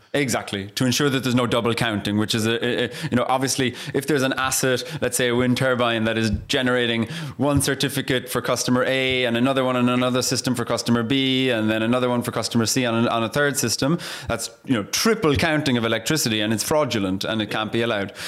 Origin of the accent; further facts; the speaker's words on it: Ireland; I'm Irish